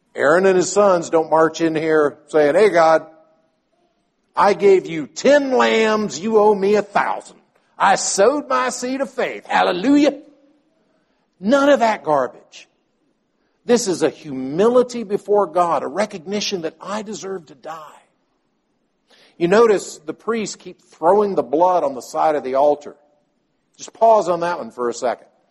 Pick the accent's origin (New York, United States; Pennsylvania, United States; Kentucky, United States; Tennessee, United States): Tennessee, United States; Nashville; moved away; I'm from Nashville.